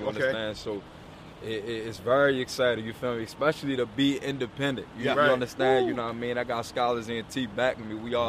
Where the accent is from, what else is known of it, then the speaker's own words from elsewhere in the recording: Georgia, United States; I'm from Georgia.